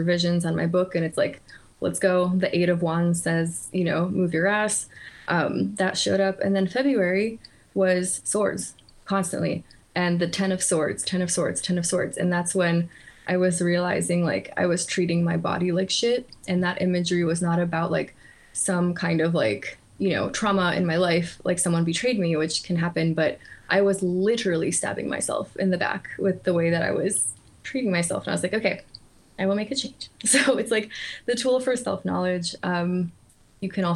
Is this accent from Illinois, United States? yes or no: no; Stow, Ohio, United States; English is a second language; also born or lived in Poland / Lublin; Growing up in Stowe, Ohio